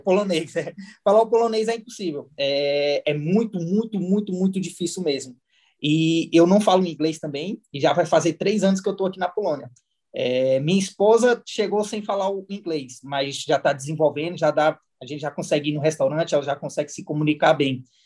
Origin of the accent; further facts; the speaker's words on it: Samambaia, Federal District, Brazil; moved away as an adult; also born or lived in Portugal; eu nasci na Samambaia Norte